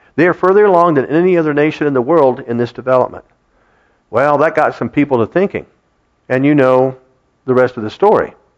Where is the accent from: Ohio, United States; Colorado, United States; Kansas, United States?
Ohio, United States; Kettering; Kathy and I grew up in Kettering, and we attended that school system